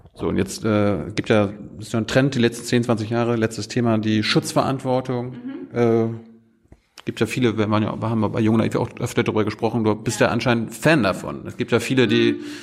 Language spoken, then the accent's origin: German; Germany; als Deutscher